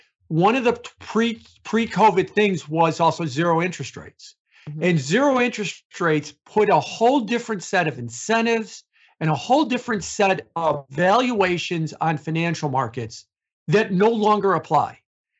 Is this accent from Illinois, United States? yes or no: yes; Chicago, Illinois, United States; I'm from Chicago